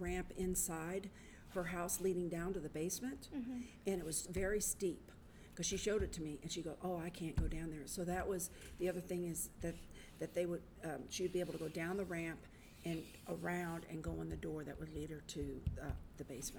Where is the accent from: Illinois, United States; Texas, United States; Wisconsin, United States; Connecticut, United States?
Texas, United States; Round Rock; also from Round Rock, Texas.